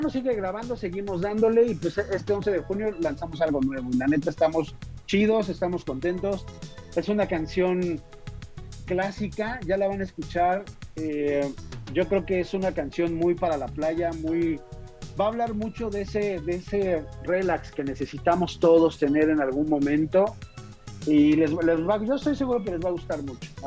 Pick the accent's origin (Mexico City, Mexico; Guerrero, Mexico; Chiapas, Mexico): Mexico City, Mexico; born there; Nací en la México.